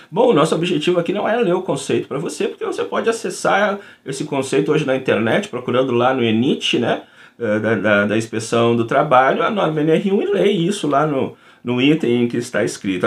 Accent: Rio Grande do Sul, Brazil; eu sou aqui do Rio Grande do Sul

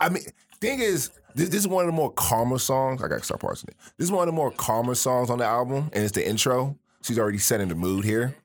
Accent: Miami, Florida, United States; moved away; coming from Miami.

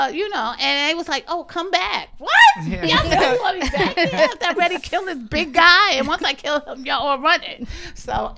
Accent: New York City, New York, United States; I'm from Marcy, son

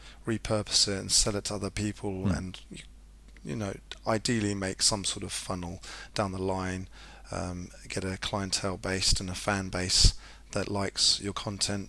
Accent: Zimbabwe; growing up in Zimbabwe

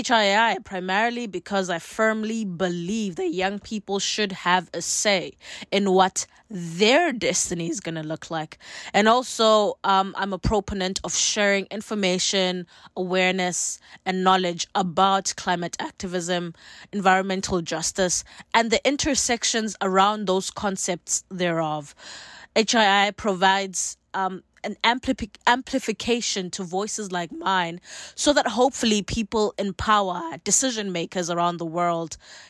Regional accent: Johannesburg, Gauteng, South Africa; moved away as an adult; now in United States; I'm originally from Johannesburg, South Africa, and I'm now in the United States as a college student

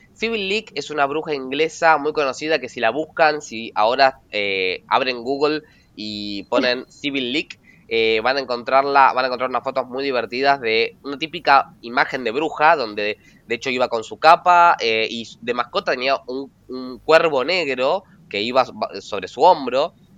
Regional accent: Argentina; Agus y yo somos argentinos

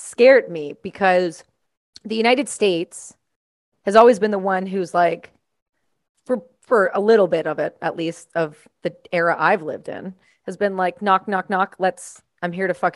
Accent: Canada; I'm Canadian

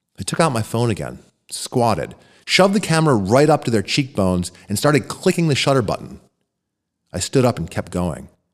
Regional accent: Royersford, Pennsylvania, United States; Hailing out of Royersford, Pennsylvania

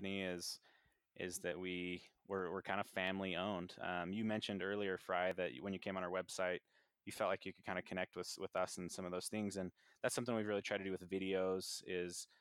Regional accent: United States; born in the United States

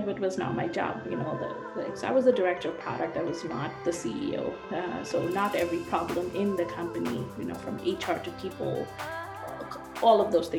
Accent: India; moved away as an adult; also born or lived in United States; now in Vancouver, Canada; I'm living in Vancouver, in Canada. And I was born in India and went to the States to do my master's.

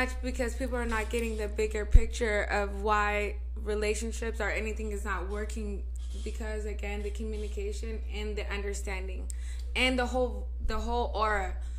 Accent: Nevada, United States; I'm from Nevada.

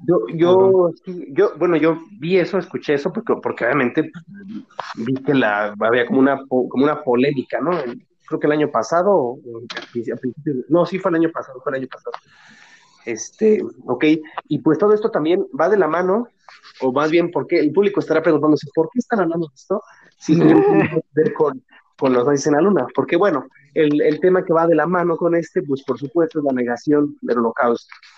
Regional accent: Mexico; yo soy mexicano

